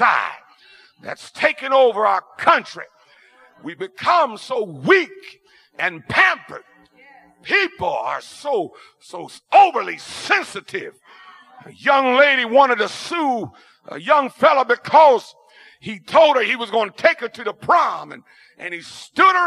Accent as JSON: {"language": "English", "region": "Ohio", "country": "United States", "tie": "born or raised there", "said": "I'm from Ohio, and even growing up in Ohio, we had basement cellars"}